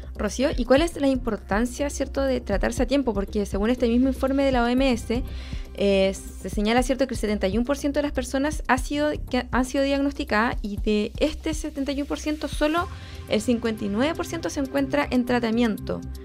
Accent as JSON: {"language": "Spanish", "town": "Quillón", "region": "Ñuble", "country": "Chile", "said": "soy de Quillón, que es una de las zonas que varias, en varias oportunidades se ha visto afectada"}